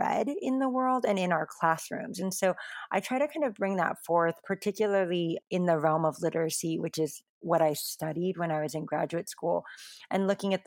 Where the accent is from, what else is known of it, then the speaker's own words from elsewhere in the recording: United States; I'm Asian American, specifically I'm Taiwanese American, second generation, I'm not a heritage language speaker